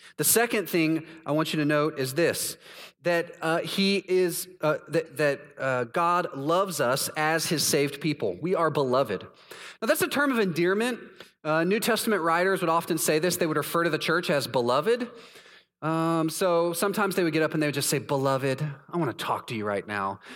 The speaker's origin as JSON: {"language": "English", "region": "Texas", "country": "United States", "moved": "as an adult", "lives_now": "Orlando, United States", "said": "I'm from Texas"}